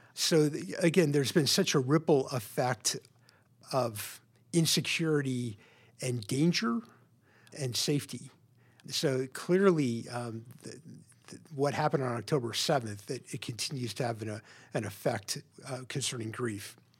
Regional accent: Memphis, Tennessee, United States; now in Portland, United States; I grew up in Memphis, Tennessee, in a, a pretty typical suburban home

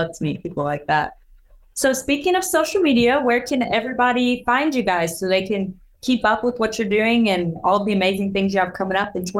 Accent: Missouri, United States; So we're both from Missouri.

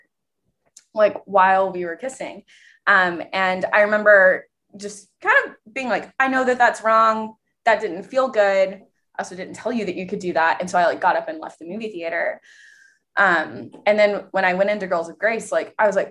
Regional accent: East Texas, United States; I am from East Texas. I grew up in the Methodist Church

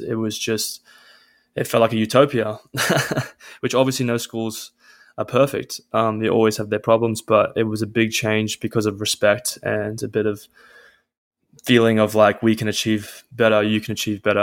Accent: Caringbah South, New South Wales, Australia; I'm Australian. Um, I come from a place called Caringbah South, which is near Cronulla

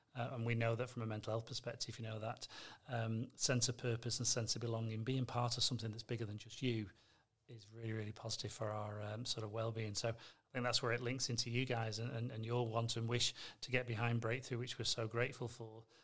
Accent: North West England, United Kingdom; accent: between Manchester and Liverpool; moved away as an adult; now in Adelaide, Australia; come from the northwest of England, so I'm guessing my accent's the variety for today's show. Um, not quite a Manchester accent, not quite a Liverpool accent. It sort of blends in between.

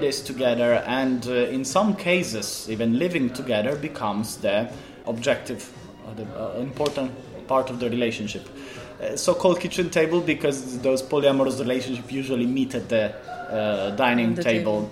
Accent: Italy; moved away as an adult; now in Poland; I'm 36. I am from Italy, but I live in Poland since 10 years

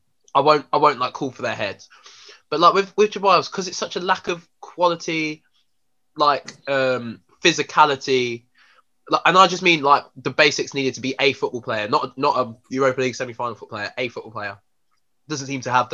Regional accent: Nigeria; I'm Nigerian

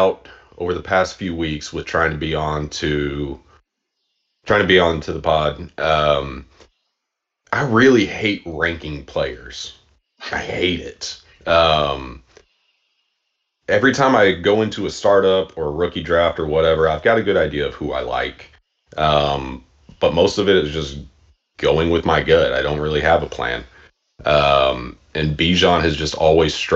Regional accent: Austin, Texas, United States; I grew up in Austin

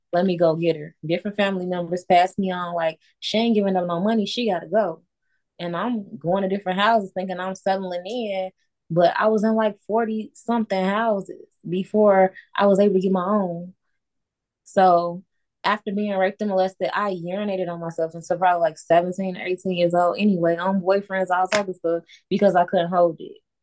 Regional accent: Chicago, Illinois, United States; born in Chicago

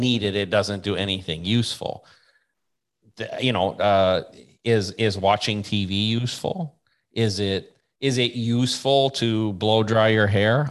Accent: United States; I'm American

